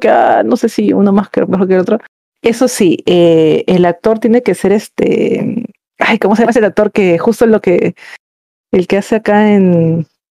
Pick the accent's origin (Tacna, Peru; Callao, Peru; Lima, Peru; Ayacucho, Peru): Callao, Peru; somos, este, somos chalacas